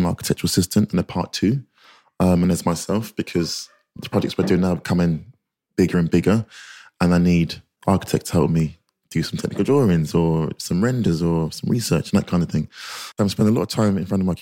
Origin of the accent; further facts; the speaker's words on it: London, United Kingdom; I grew up in North London, an estate called Marcus Estate